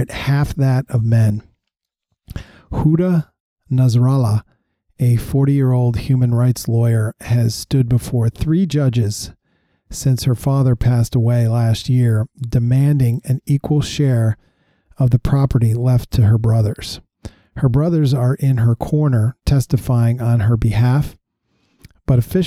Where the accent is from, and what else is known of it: United States